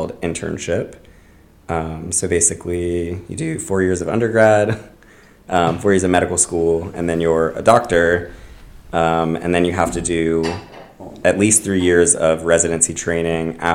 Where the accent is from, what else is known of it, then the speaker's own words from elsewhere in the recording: Tampa, Florida, United States; moved away; From Tampa, Florida